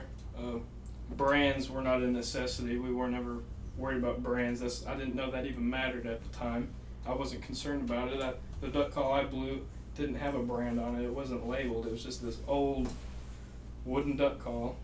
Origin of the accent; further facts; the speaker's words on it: Wisconsin, United States; also born or lived in southeastern Oklahoma; now in Oklahoma, United States; right now we're all living in southeastern Oklahoma. I'm from Wisconsin. I moved here in 2014